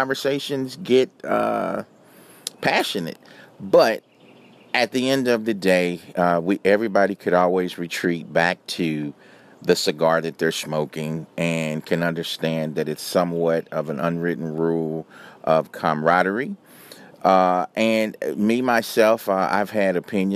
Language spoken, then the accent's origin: English; Los Angeles, California, United States; also born or lived in New York / San Francisco / Chicago / Miami; now in Atlanta, United States; I'm originally from Los Angeles, so I've lived in big cities